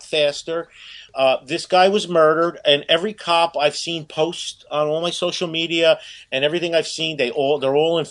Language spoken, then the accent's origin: English; Newark, New Jersey, United States; I grew up in Newark, inner city